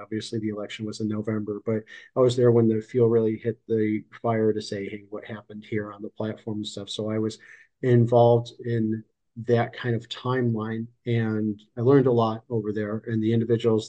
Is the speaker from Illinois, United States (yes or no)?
yes; Chicago, Illinois, United States; moved away as an adult; also born or lived in California; now in Florida, United States; I'm in Florida now, but I was born and raised in Chicago